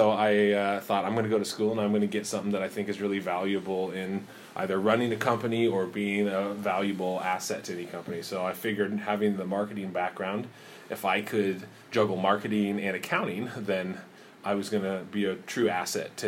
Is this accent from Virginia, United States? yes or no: no; Spokane, Washington, United States; I grew up in Spokane